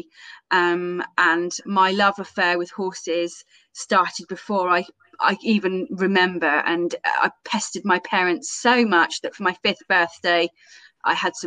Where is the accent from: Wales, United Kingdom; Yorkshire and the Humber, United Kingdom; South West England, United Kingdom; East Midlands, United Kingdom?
South West England, United Kingdom; Camborne; I am from Camborne, so kind of West Cornwall.